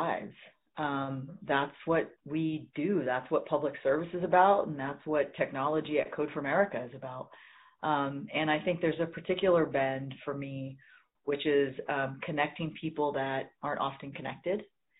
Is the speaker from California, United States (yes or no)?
yes; Central Valley of California, United States; I grew up in the Central Valley of California